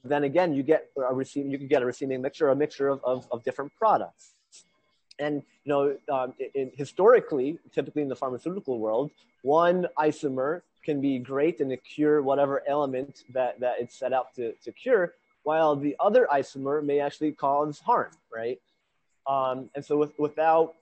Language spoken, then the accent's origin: English; Honesdale, Pennsylvania, United States; moved away as an adult; now in Hardwick, United States; my hometown of Honesdale, Pennsylvania